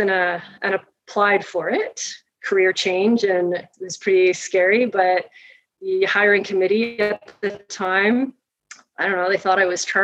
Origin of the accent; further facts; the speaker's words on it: Toronto, Ontario, Canada; I grew up in Toronto. I grew up in Scarborough